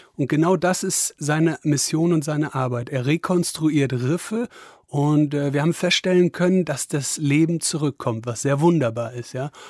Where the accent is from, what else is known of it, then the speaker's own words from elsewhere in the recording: Wesel, North Rhine-Westphalia, Germany; moved away; in meiner Heimatstadt Wesel oder in der Nähe von Wesel